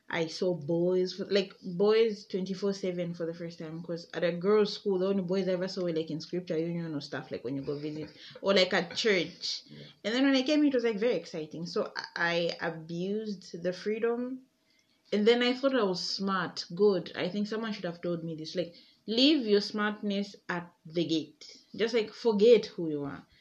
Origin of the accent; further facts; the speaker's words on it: Chalala, Zambia; And I'm from Lusa uh, I'm from Chalala initially.